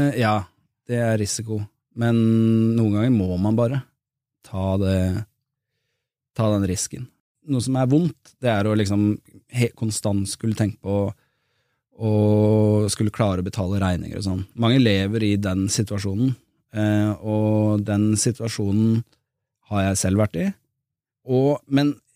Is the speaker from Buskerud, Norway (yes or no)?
yes; Drammen, Buskerud, Norway; moved away; also born or lived in Bergen; Jeg flyttet tilbake til Drammen, jeg var født og vokst der.